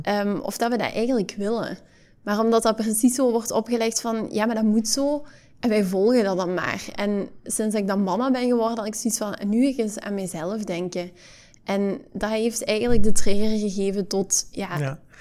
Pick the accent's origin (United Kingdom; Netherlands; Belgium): Belgium; Hasselt, Flanders; geboren en getogen in Hasselt